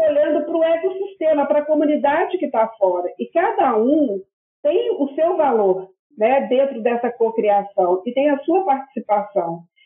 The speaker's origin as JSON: {"language": "Portuguese", "town": "Belo Horizonte", "region": "Minas Gerais", "country": "Brazil", "tie": "born or raised there", "moved": "as an adult", "lives_now": "Portugal", "said": "eu sou Belo Horizontina, né? Sou mineirinha das Minas Gerais"}